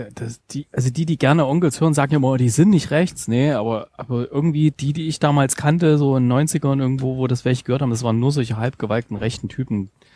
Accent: eastern Germany, Germany; Ich komme ja aus dem Osten

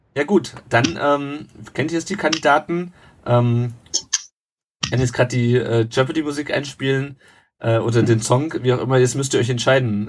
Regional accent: Rhine-Main area, Hesse, Germany; Der Tom und ich, wir kommen ja beide hier aus dem Rhein-Main-Gebiet

